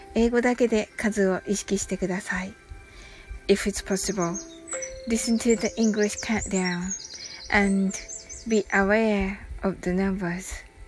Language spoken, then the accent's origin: Japanese; Kyushu, Japan